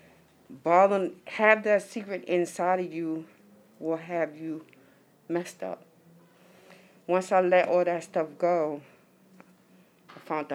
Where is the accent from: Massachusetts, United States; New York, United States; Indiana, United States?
New York, United States; New York City; I'm from Harlem, coming out to Brooklyn